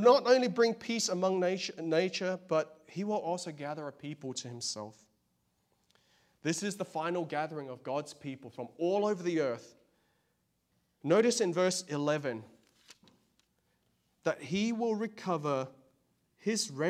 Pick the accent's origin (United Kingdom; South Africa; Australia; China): Australia; now in United States; I'm from Australia, of Chinese